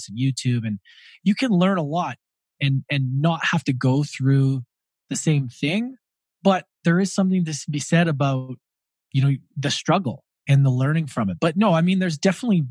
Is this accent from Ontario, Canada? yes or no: no; Edmonton, Alberta, Canada; moved away; also born or lived in Australia; I grew up in Edmonton, Alberta, Canada.